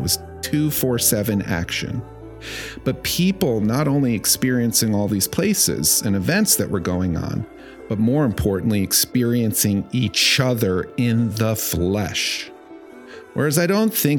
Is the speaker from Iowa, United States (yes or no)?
no; New York City, New York, United States; Growing up in New York City during its cultural heyday